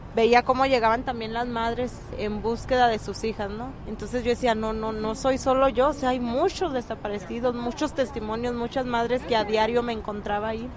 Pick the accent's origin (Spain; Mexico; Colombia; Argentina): Mexico; Chihuahua; Yo soy del estado de Chihuahua